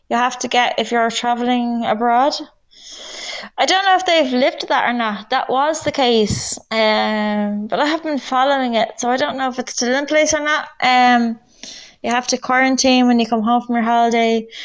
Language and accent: English; Ireland; Oh, you're from the USA. I'm from Ireland.